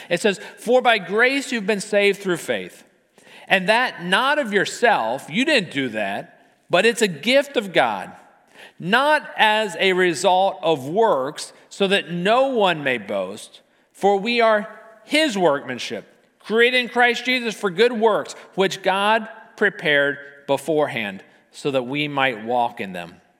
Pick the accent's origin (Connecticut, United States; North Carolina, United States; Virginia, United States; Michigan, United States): Virginia, United States; Arlington; as a kid, I grew up in Arlington